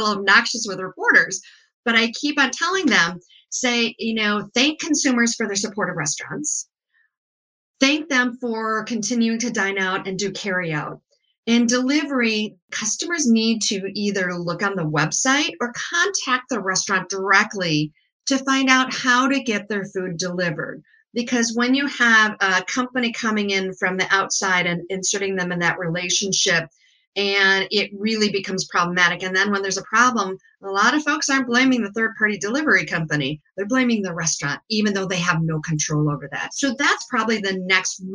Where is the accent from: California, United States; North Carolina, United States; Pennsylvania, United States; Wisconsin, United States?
Wisconsin, United States; I grew up in Wisconsin